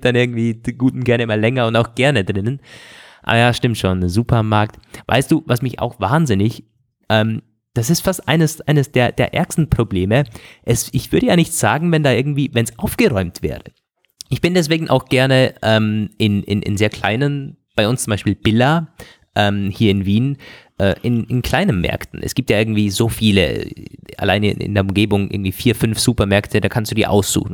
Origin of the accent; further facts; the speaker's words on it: Germany; Bodensee-Region, wo ich herkomme